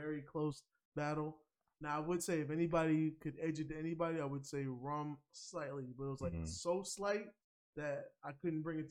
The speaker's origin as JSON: {"language": "English", "region": "New York", "country": "United States", "said": "as a New Yorker"}